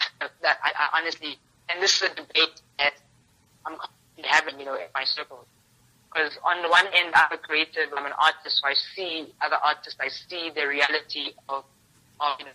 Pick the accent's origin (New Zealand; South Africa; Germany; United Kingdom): South Africa; as South Africans as a South African creative market